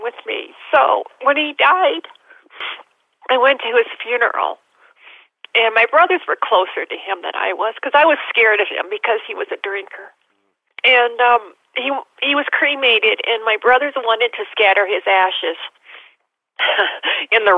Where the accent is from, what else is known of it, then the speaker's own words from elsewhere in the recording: Nebraska, United States; I'm from Nebraska.